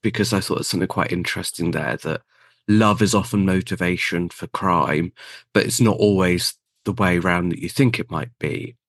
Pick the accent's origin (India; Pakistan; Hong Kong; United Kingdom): United Kingdom; South West England; born there; I was born in Devon in the UK, same county as Agatha Christie was born.